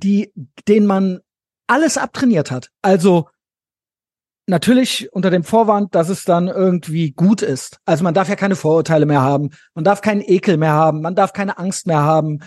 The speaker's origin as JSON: {"language": "German", "region": "West Germany", "country": "Germany", "tie": "born or raised there", "said": "Ich bin auch in Westdeutschland aufgewachsen"}